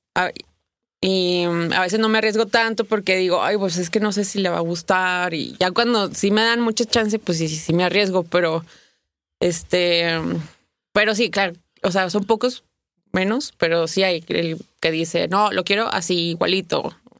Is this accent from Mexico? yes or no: yes; Torreón, Coahuila, Mexico; moved away as an adult; also born or lived in Mexico City, Mexico; soy de Torreón, me fui a Torreón